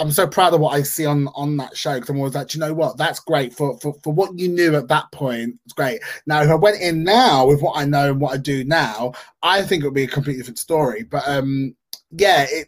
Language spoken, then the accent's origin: English; London, United Kingdom; London, of course, is London, my hometown